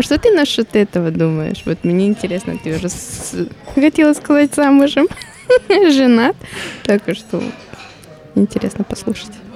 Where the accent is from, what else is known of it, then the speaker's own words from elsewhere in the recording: Colombia; now in Russia; Я колумбийка, родилась в Колумбии